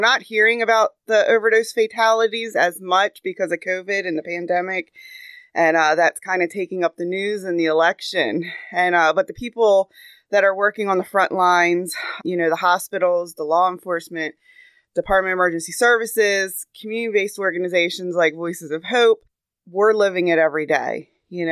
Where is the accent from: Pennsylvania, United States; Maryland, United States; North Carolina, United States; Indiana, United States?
Maryland, United States; Cecil County; I was born and raised in Cecil County